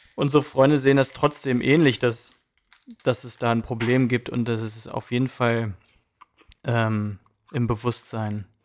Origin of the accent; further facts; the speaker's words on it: Germany; now in United States; ich bin Deutscher